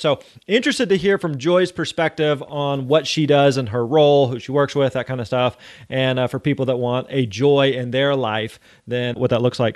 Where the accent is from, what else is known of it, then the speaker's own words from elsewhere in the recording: Springfield, Missouri, United States; I grew up in Springfield, Missouri